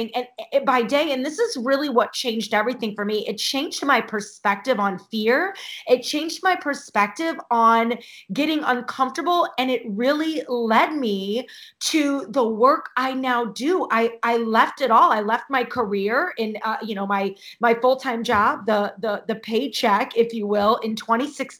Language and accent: English; St. Louis, Missouri, United States; moved away as an adult; also born or lived in Chicago / Illinois; now in Ohio, United States; I'm born and raised in St. Louis, lived in Chicago. Now I live in Ohio.